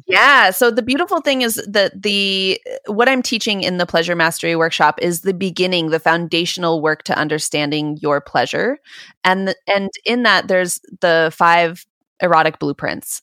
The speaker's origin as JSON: {"language": "English", "region": "Southern California", "country": "United States", "tie": "born or raised there", "said": "I grew up in Southern California"}